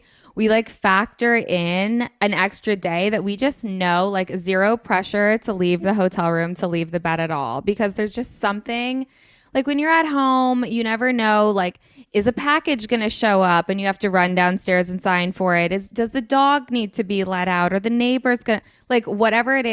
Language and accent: English; Vermont, United States; also born or lived in Los Angeles; now in United Kingdom; I am from Vermont. I moved to LA for a year and now I'm in the UK.